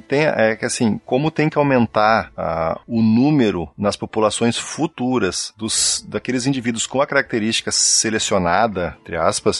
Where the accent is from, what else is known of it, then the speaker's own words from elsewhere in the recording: Rio Grande do Sul, Brazil; eu sou do Rio Grande então eu falo piá, né? Eu era gurizão